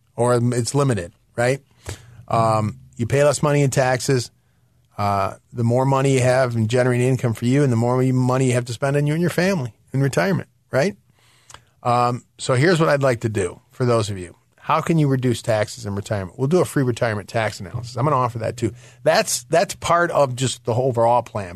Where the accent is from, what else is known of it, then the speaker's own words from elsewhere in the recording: Michigan, United States; moved away; I'm from Michigan originally